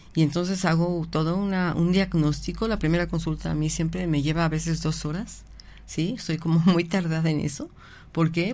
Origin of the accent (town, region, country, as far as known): Mexico